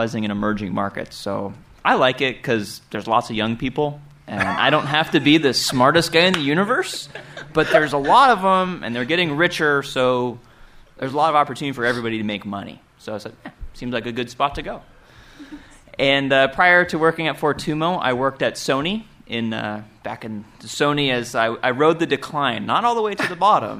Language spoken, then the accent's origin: English; Bay Area, California, United States; I grew up privileged in the Bay Area